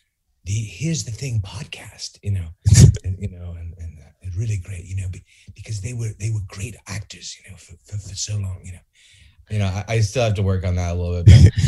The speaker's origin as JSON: {"language": "English", "region": "California", "country": "United States", "tie": "born or raised there", "said": "Bay Area, East Bay."}